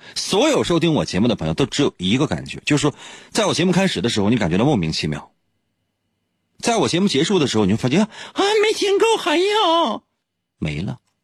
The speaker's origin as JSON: {"language": "Chinese", "town": "Shenyang", "region": "Liaoning", "country": "China", "said": "就是在我们东北，或者说是在沈阳"}